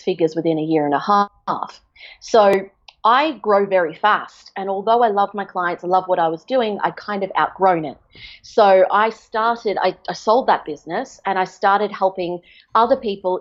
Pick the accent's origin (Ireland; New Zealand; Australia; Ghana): Australia; moved away as an adult; also born or lived in England; now in Portugal; we were going to move to Australia when I was 4